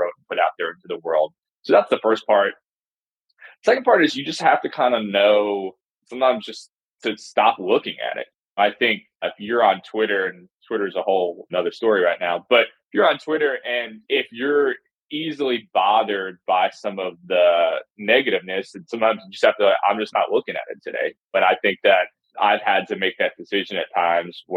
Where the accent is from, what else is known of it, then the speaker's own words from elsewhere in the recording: New Jersey, United States; moved away as an adult; also born or lived in New York / Mississippi; now in Alabama, United States; I'm from New Jersey originally, bounced around a little bit, worked in New York